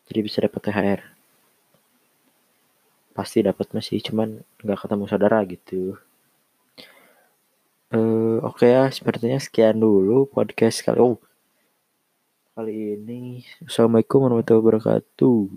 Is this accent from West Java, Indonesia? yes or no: yes; Bandung, West Java, Indonesia; ya. Saya berasal dari Bandung